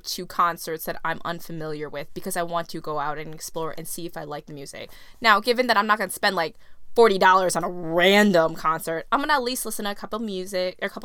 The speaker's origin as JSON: {"language": "English", "region": "New Jersey", "country": "United States", "tie": "born or raised there", "also_born_or_lived": "West Virginia", "moved": "yes", "said": "long time in Jersey and quite a long time in West Virginia as well."}